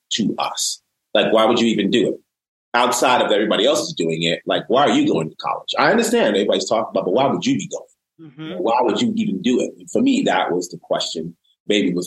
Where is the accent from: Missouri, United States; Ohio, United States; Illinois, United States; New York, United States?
New York, United States; New York City; I was raised by a single parent mom in the Bronx, New York City